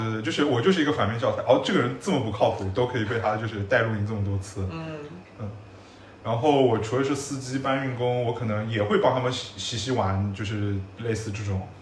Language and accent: Chinese; Shanghai, China; 我虽然是个上海人啊，但是我是在上海的乡下长大的啊，所以我小时候也会去那种田里面插秧和打水漂